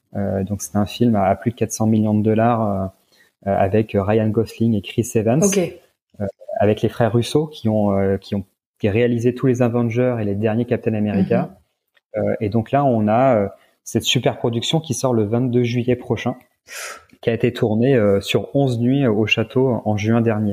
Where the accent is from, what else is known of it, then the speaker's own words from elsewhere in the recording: Senlis, Hauts-de-France, France; je suis natif de la région, donc Chantilly est dans l'Oise, donc je suis natif de, de Senlis qui est, juste à côté.